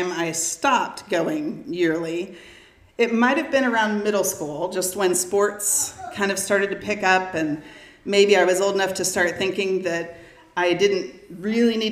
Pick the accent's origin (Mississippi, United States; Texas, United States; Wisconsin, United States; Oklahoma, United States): Texas, United States; Round Rock; I grew up in the Round Rock School District